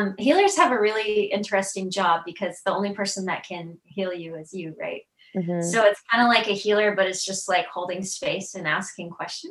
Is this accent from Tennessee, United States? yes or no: yes; Tennessee, United States; I'm from Tennessee